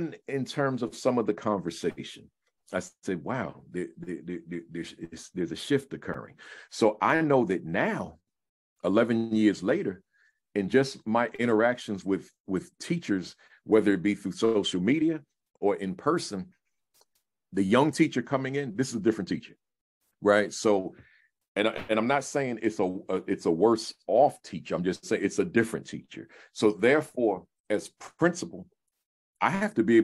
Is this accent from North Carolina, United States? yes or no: no; New Jersey, United States; also born or lived in New York City; I'm a Jerseyite. I'm not from New York, but I started my career in New York